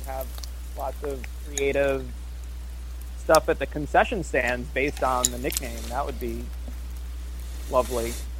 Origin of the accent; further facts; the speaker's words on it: New Jersey, United States; I'm from Central Jersey.